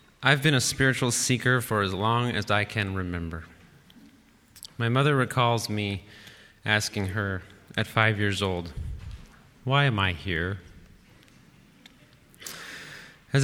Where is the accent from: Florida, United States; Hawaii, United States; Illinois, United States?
Illinois, United States; Chicago; Growing up on Chicago's South Side